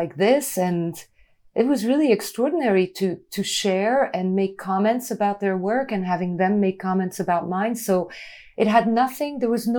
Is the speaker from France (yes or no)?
yes; France; as a kid, I grew up in France in a town where Peugeot factories were.